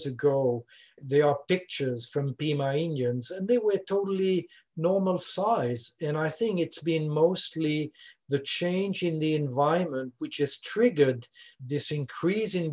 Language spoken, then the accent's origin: English; Switzerland; accent: French speaking; first language French; English is a second language; moved away as an adult; now in Louisiana, United States; I'm originally from Switzerland, as you can hear, French speaking.